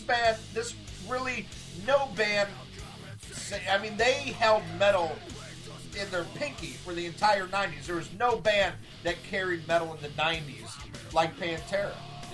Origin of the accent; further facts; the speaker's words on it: the South, United States; You know, we're from the South, you know, fuck you, we're metal, and, you know, we're not going to change.